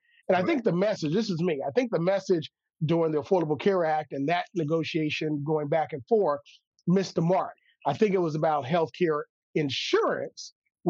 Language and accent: English; Louisiana, United States; Tulane University in New Orleans, Louisiana, my home state.